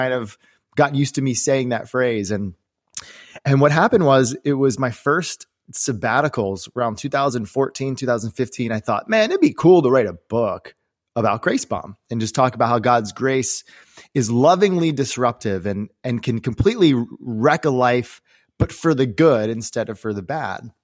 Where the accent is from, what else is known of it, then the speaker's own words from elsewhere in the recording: Maryland, United States; I grew up here in the Maryland area